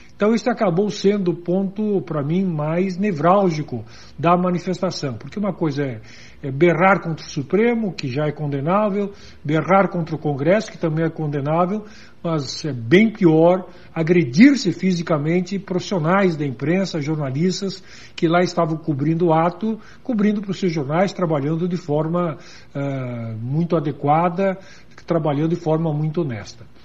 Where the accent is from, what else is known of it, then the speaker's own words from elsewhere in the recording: Serra Gaúcha, Rio Grande do Sul, Brazil; Lá na Serra Gaúcha, de onde eu sou originário